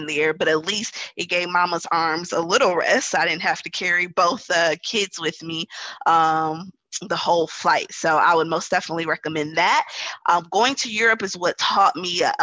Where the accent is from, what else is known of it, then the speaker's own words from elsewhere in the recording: Wisconsin, United States; now in New Orleans, United States; I am from Wisconsin and I live in New Orleans